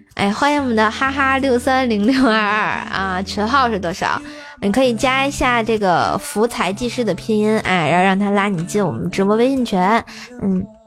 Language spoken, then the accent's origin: Chinese; Tianjin, China; 我天津人儿